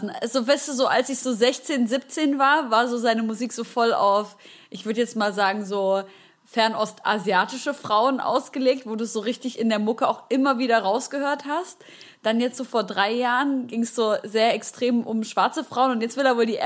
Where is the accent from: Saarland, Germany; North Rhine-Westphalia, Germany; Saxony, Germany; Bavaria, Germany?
North Rhine-Westphalia, Germany; Wuppertal; Wuppertal ist die Stadt, wo ich herkomme.